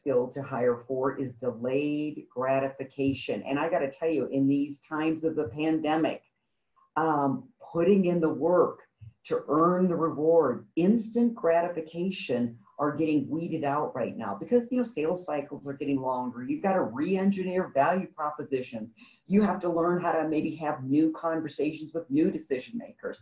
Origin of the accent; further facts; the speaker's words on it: Midwest, United States; I grew up in the Midwest on a farm